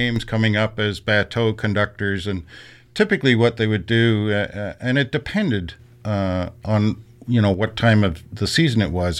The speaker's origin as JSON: {"language": "English", "area": "Kingston area", "region": "Ontario", "country": "Canada", "tie": "born or raised there", "said": "I grew up in Quonce Bay"}